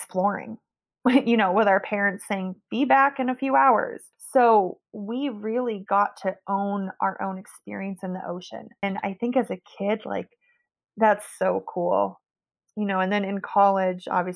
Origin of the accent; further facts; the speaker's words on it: Meadow Vista, California, United States; also born or lived in French Polynesia / New Zealand; I was born in Meadow Vista, California. It's like on the way to Tahoe. And I guess we had a lake near our house.